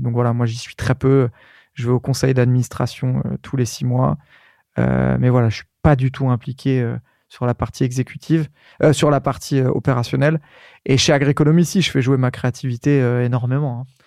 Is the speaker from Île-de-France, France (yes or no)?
yes; Bondoufle, Île-de-France, France; also born or lived in Courcouronne; Dans l'Essonne, euh, à Évry-Courcouronne. Je suis né à, je suis né à Courcouronne. J'ai grandi dans une petite ville à côté